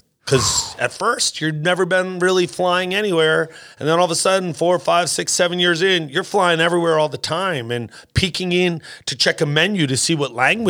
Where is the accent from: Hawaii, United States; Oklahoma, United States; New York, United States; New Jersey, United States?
New Jersey, United States; moved away as an adult; also born or lived in Boston / Los Angeles; I grew up in New Jersey. Everyone's funny where I grew up. So I just moved to Boston after college